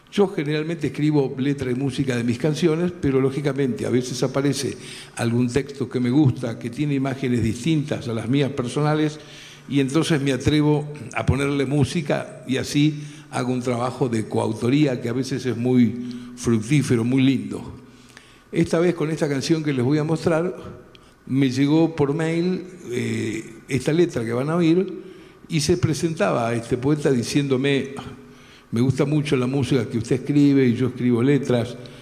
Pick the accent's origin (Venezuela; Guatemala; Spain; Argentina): Argentina; Rosario, Santa Fe; un gran amigo de Rosario, de donde yo soy